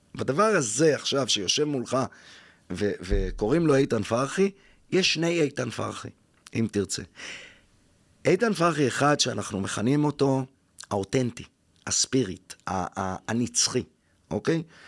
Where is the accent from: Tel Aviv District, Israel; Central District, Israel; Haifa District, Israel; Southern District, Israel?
Tel Aviv District, Israel; Jaffa; ואני חוזר ליפו, עיר הולדתי